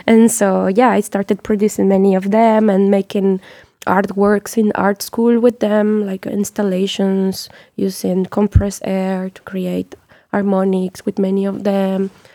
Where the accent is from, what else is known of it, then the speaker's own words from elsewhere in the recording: Mexico; also born or lived in France; as Mexican